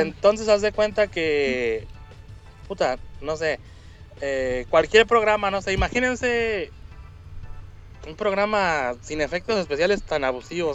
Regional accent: Monterrey, Nuevo León, Mexico; now in Gifu, Japan; yo soy de Monterrey

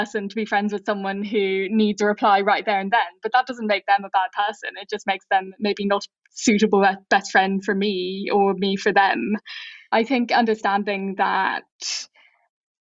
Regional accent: Ireland; I, as an Irish person, am an ask person who grew up in a guess culture.

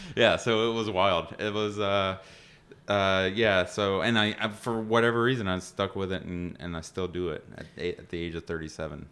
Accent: Cartersville, Georgia, United States; I grew up in, in Cartersville, Georgia

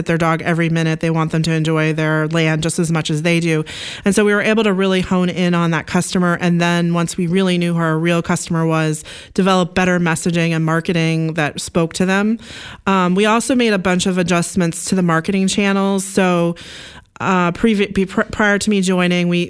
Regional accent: Oregon, United States; I actually grew up in Oregon on a Christmas tree farm.

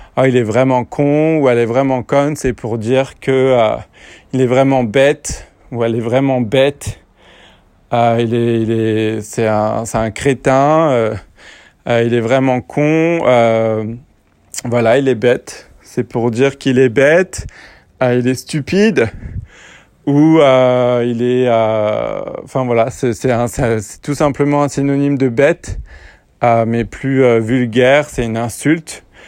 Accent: France; je suis français

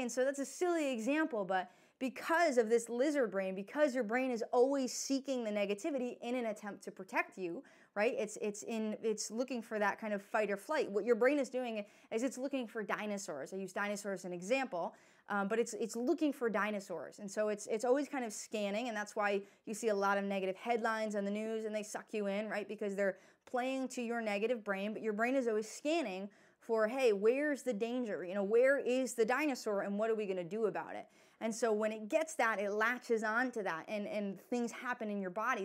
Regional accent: New York, United States; I'm from New York

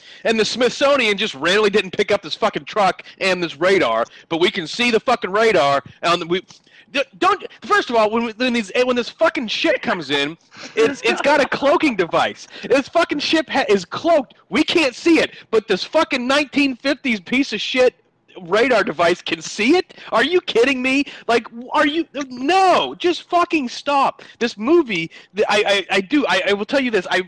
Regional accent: United States; We as a American people

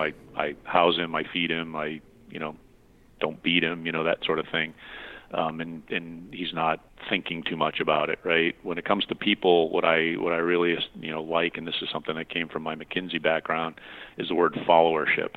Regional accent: New England, United States; I growing up in New England

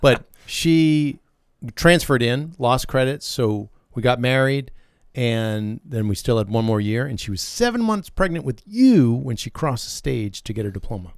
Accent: Northeast, United States; moved away as an adult; also born or lived in Massachusetts / Connecticut / Louisiana / Nashville; now in Alabama, United States; I grew up in Massachusetts and Connecticut

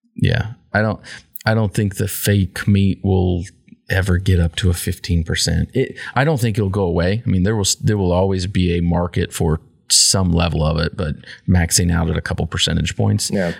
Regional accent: Kansas, United States; in Kansas we're more American than everybody else

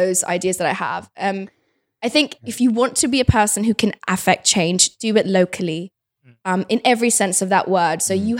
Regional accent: Kabul, Afghanistan; born there; Look, I was born in Kabul, right? I'm a child of the Afghan war.

